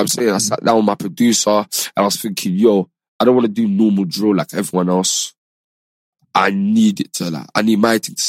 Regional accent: London, United Kingdom; I'm from London

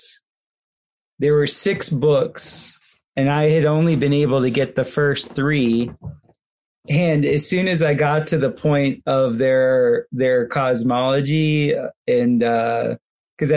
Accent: Fort Lauderdale, Florida, United States; I grew up going up to Vero. I'm from Fort Lauderdale.

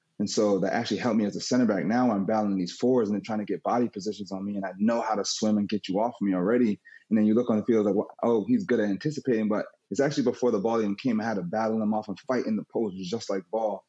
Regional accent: Queens, New York, United States; born there; I was born in Queens, New York. My mom's from New York.

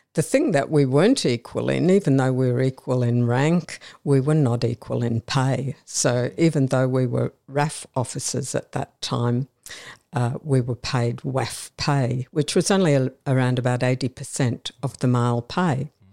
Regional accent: Brisbane, Queensland, Australia; I'm a Brisbane girl, uh, born and raised in Brisbane

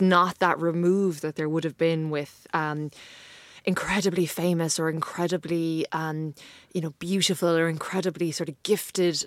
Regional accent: Ireland; I'm from Ireland

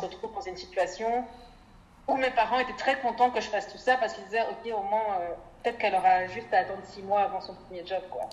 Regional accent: Brussels, Brussels-Capital Region, Belgium; also born or lived in Bukavu, Congo / Verviers, Belgium; puis on a ensuite euh, déménagé à Bruxelles, j'ai fait le reste de mon parcours scolaire et universitaire

